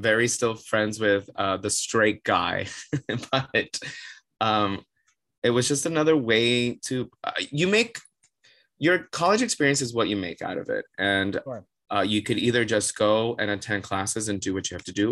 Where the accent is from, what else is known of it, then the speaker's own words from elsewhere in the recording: Miami, Florida, United States; moved away as an adult; also born or lived in Otterbein, Ohio; now in New York, United States; Born and raised Miami, Florida, 305 represent